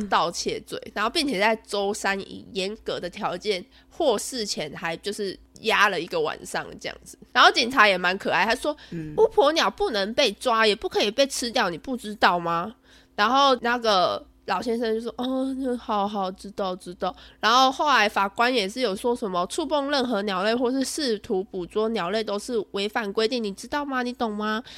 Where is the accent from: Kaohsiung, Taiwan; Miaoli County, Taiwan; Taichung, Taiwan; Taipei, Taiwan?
Miaoli County, Taiwan; Zhunan; 我的家乡，也就是我苗栗县竹南镇